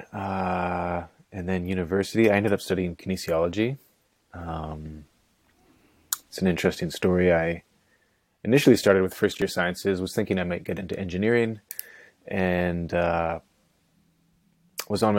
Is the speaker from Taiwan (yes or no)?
no; North Vancouver, British Columbia, Canada; also born or lived in Nelson, British Columbia / Kootenays; born in Vancouver, first of four, and brought up in North Van. Pretty staunch Catholic upbringing. I went to a Catholic school for grades 5, 6, and 7. And then after that, my folks, thank God, moved to the Kootenays